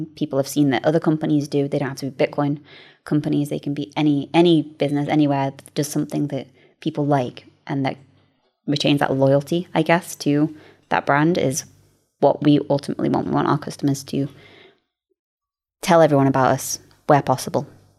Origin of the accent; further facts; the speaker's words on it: United Kingdom; And hopefully, being British, maybe we can offer a little bit of a unique